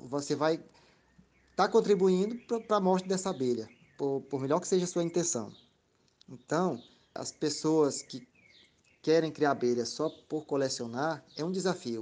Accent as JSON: {"language": "Portuguese", "region": "Piauí", "country": "Brazil", "tie": "born or raised there", "moved": "as an adult", "lives_now": "Araguaína, Brazil", "said": "Como eu sou piauiense, estou aqui no Tocantins porque sou concursado, mas nasci no Piauí, minha família toda é de lá."}